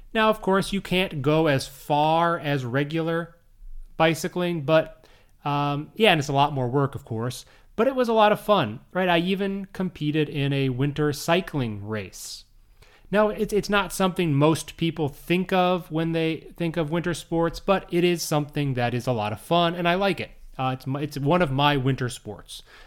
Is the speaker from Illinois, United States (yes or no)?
yes; Minnesota, Chicago area, northern Illinois, United States; moved away; also born or lived in Saitama, Japan; I grew up in Minnesota, I grew up in the Chicago area in northern Illinois